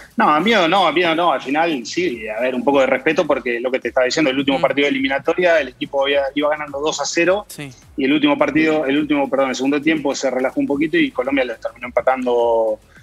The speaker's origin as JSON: {"language": "Spanish", "town": "Arrecifes", "region": "Buenos Aires Province", "country": "Argentina", "said": "en Arrecifes, de donde soy"}